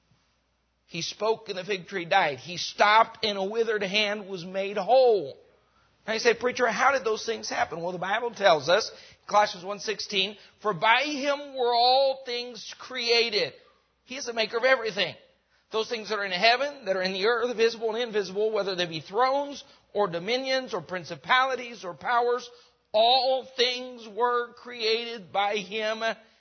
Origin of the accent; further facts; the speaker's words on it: Rocky Mountains, United States; moved away; also born or lived in Mexico; I grew up in the Rocky Mountains